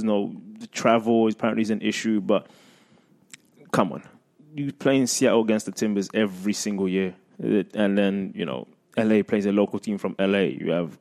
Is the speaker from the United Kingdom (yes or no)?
yes; London, United Kingdom; moved away; I grew up in London, in England, with the FA Cup